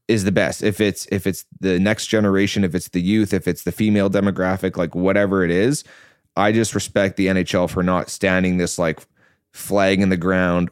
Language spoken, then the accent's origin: English; Vancouver, British Columbia, Canada; I'm from Vancouver